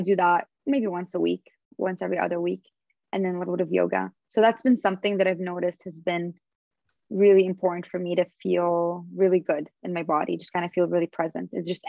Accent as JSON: {"language": "English", "country": "Canada", "said": "And we have like a special connection also, just both being Canadian and him being half Lebanese."}